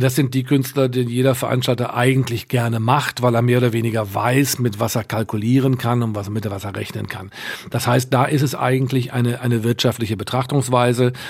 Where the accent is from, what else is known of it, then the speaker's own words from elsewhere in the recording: Münster, North Rhine-Westphalia, Germany; moved away as an adult; also born or lived in Bremen; eigentlich bin ich groß geworden, aufgewachsen in Münster in Westfalen